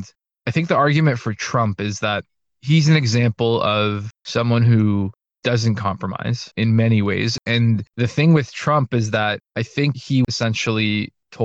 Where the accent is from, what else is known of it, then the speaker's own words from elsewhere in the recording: Canada; I'm Canadian, I'm not American